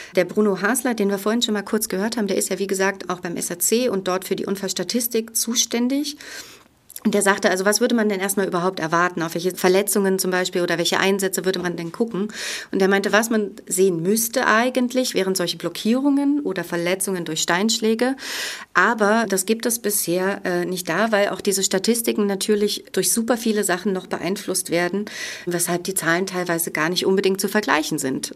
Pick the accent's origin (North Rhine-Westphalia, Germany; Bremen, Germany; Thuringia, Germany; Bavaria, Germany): Thuringia, Germany; Franconian part of; Ich bin groß geworden in den Mittelgebirgen Franken, im fränkischen Bereich von Thüringen.